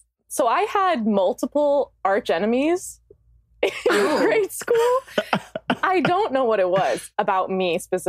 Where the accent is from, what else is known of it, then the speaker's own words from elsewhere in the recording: Colorado, United States; moved away; I'm from Colorado originally.